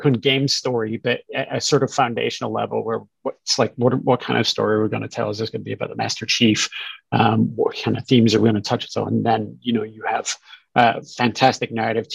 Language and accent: English; Scotland, United Kingdom; moved away as an adult; I grew up in Scotland, went to school there as well, spent the first part of my career there